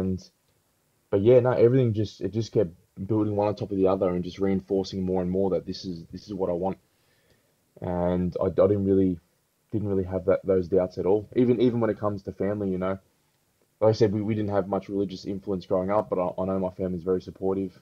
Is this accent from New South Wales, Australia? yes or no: no; Melbourne, Victoria, Australia; growing up in Melbourne, which is very diverse